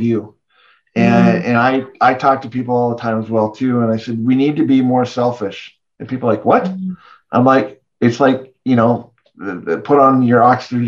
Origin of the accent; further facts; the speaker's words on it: Canada; we're both Canadian, our moms are American